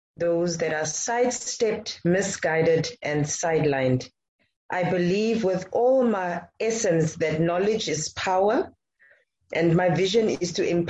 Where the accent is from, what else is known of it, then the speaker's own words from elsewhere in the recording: Namibia; I am born and I live in Namibia